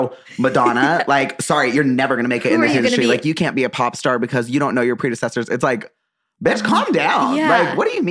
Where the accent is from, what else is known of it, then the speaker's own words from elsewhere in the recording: Utah, United States; I like was raised Mormon. I grew up in Utah